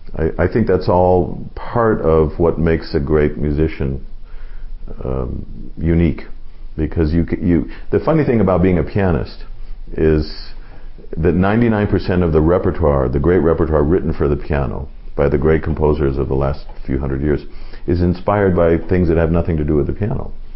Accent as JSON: {"language": "English", "town": "Los Angeles", "region": "California", "country": "United States", "tie": "born or raised there", "said": "I grew up in Los Angeles"}